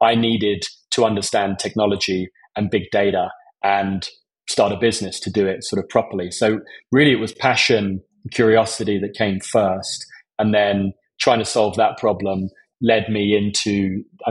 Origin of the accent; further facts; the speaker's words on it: Essex, East of England, United Kingdom; I grew up in Essex